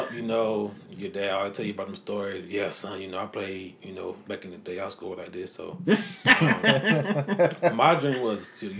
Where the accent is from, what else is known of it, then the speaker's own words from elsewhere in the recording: Durham, North Carolina, United States; So I'm from Durham, North Carolina. Grew up in a Christian household. My dad was a pastor. Mom is a social worker